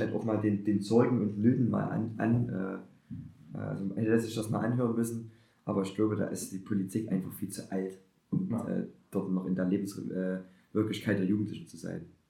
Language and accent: German; Germany; als Deutscher